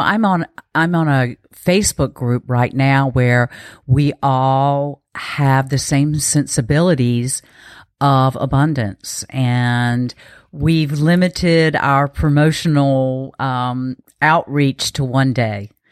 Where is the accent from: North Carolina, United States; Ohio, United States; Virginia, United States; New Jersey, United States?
North Carolina, United States; eastern; also born or lived in West Coast; I am from North Carolina. I grew up in eastern North Carolina